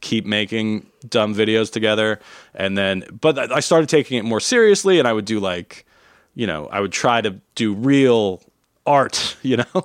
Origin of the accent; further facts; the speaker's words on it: New Jersey, United States; I grew up in New Jersey